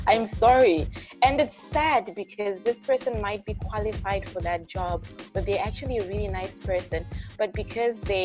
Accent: Zimbabwe; moved away as an adult; also born or lived in Malaysia; now in Toronto, Canada; I'm actually originally from Zimbabwe, and then for my undergraduate I went to Malaysia.

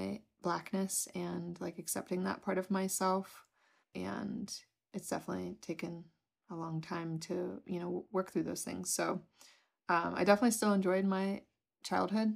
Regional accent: New York City, New York, United States; I was born in New York City. It was just my mom

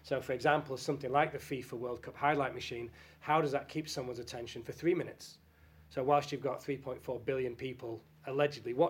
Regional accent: Salford, North West England, United Kingdom; I'm from Salford, I'm from Manchester

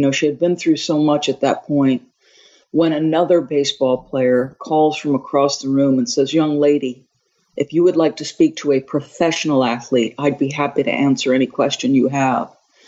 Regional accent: Manasquan, New Jersey, United States; also born or lived in Long Island, New York; Irish Catholic family. And my parents decided to move to accommodate my father's job. When I was 7, we moved from Long Island to a small, very small town, 1 mile square town on the Jersey Shore called Manasquan, very difficult to enunciate.

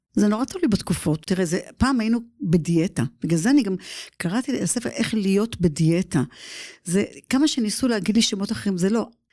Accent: Givatayim, Tel Aviv District, Israel; moved away as an adult; now in United States; לסטודיו בגבעתיים, גדלתי שם

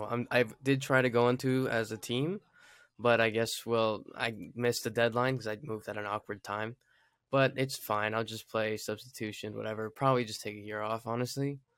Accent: Fort Carson, Colorado, United States; we I grew up in Fort Carson, so like like a couple years, and that's where I was born at.

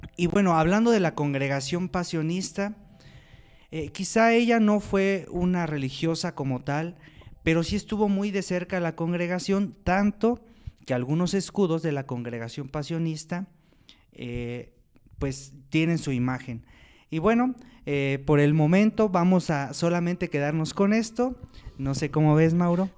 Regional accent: Lerma, State of Mexico, Mexico; soy originario de Lerma, Estado de México

